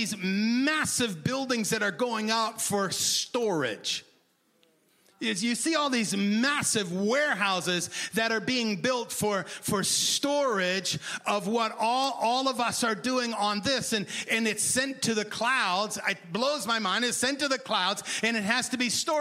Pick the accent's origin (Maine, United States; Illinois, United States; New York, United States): Maine, United States; I grew up in Maine